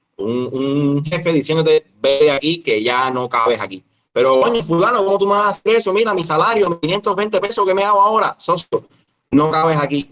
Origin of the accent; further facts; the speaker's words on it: Cuba; un emprendedor cubano que desde el año 2015 decidió no trabajar más en el Estado